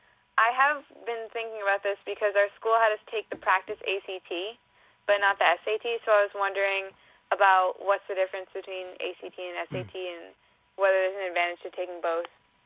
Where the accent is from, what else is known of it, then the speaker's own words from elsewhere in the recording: Bethel, Maine, United States; I'm from Bethel, Maine.